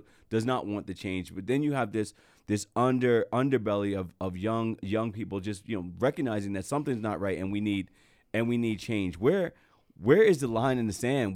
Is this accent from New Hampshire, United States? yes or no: no; New Jersey, United States; I'm from Jersey, it's, you know, was a predominantly white area that I grew